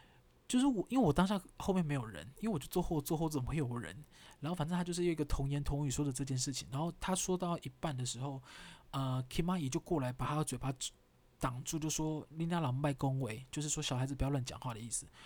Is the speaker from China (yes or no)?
no; Taiwan; accent: Taiwanese Hokkien; 我讲台语好了，因为我们我们在家大部分都讲台语啊。